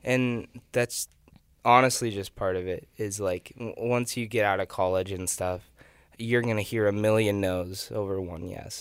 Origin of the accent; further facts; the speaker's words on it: Nebraska, United States; moved away as an adult; I'm from Nebraska